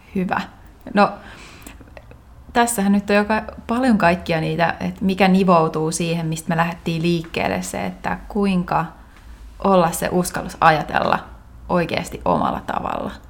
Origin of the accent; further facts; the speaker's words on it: Finland; moved away; mä muutin takaisin Suomeen sen ja. yhdeksän vuoden muualla olon jälkeen